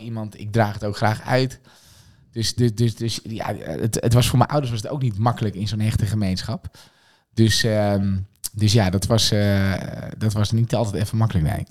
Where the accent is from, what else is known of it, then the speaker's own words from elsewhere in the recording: Scherpenzeel, Gelderland, Netherlands; moved away as an adult; also born or lived in Amersfoort; Ik ben geboren in een heel streng gereformeerd dorpje, dat deed Scherpenzeel. Daar heb ik ook mijn hele jeugd heb ik daar doorgebracht